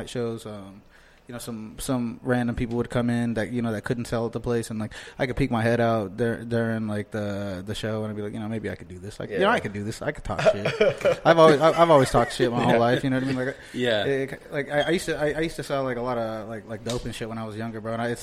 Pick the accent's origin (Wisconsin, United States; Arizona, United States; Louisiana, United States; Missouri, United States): Arizona, United States; Phoenix; I'm from South Phoenix